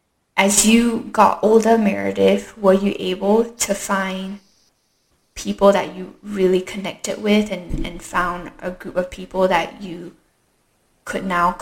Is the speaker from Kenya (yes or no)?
no; Singapore; accent: Singaporean; For me, growing up in Singapore, in an Asian country with a white father, was difficult at times because I was the minority, being mixed race. And even though I have a Singaporean accent, I know Mandarin, I went to local schools